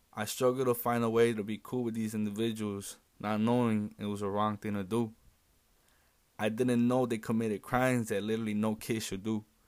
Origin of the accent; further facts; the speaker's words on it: Chicago, Illinois, United States; I grew up in West Englewood ever since I was about ten years old